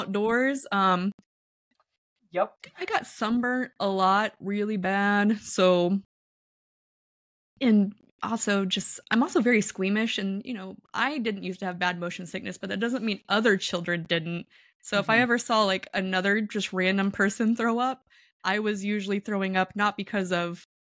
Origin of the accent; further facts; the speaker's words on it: Kansas City, United States; I grew up in Kansas City